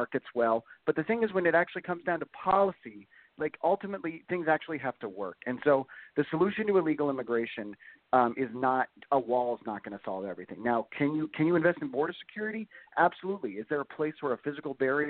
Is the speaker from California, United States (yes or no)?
yes; San Diego, California, United States; I'm from San Diego.